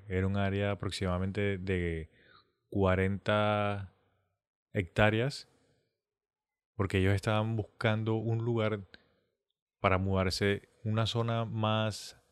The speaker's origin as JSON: {"language": "Spanish", "country": "Colombia", "said": "nosotros si somos colombianos"}